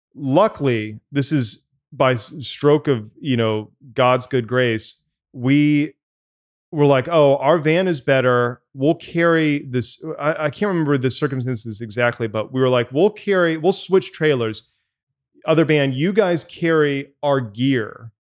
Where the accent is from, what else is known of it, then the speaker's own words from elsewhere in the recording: Tallahassee, Florida, United States; Cabby and I grew up in Tallahassee, Florida, and went to the same, uh, high school together.